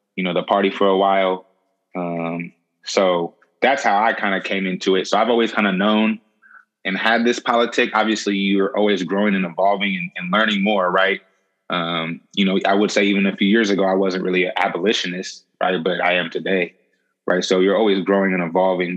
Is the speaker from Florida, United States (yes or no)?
no; the Bay Area, California, United States; coming from the Bay, um, growing up in the Bay